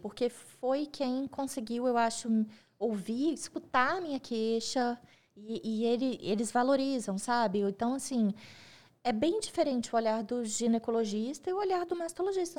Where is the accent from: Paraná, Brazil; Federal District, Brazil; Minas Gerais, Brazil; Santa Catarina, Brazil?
Minas Gerais, Brazil; Coronel Fabriciano; moved away as an adult; now in Belo Horizonte, Brazil; eu sou nascida em Coronel Fabriciano, mineira do interior